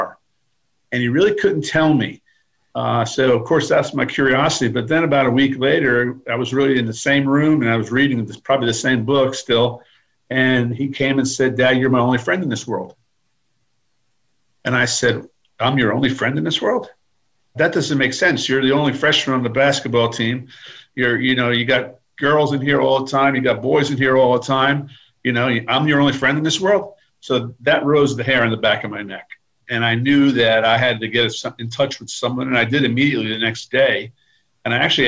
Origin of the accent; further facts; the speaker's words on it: Paramus, New Jersey, United States; moved away as an adult; now in Greenville, United States; I grew up in Paramus, New Jersey, as you said, and I went to school here in Greenville, South Carolina